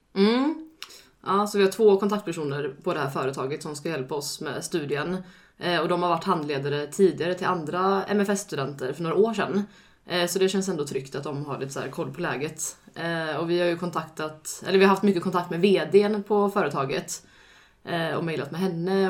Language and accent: Swedish; Alingsås, Västra Götaland, Sweden; moved away; jag är från Allingsås